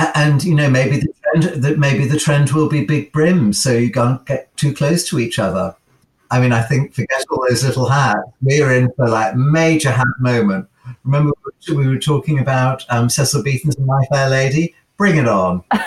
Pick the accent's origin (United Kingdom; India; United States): United Kingdom; as a Brit